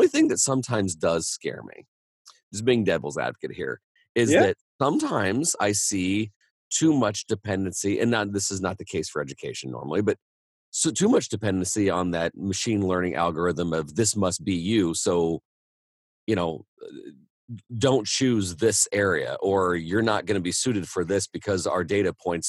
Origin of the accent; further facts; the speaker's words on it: Indiana, United States; I'm from Indiana.